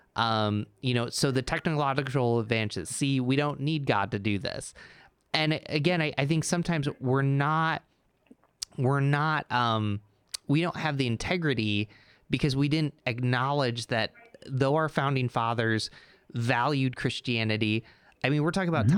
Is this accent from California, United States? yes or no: no; Endicott, New York, United States; I grew up in Endicott, New York, where IBM started